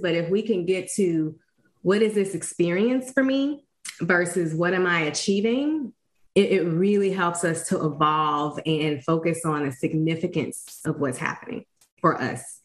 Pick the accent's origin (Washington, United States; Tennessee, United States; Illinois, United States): Illinois, United States; East St. Louis; my own personal journey growing up in East St. Louis.